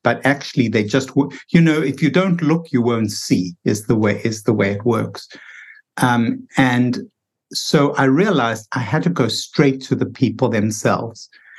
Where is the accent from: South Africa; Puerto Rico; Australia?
South Africa; now in United States; because I felt it myself when I came from South Africa to the United States. I felt myself slowing down and less productive. And I thought, what's going on here? It never was like this in South Africa.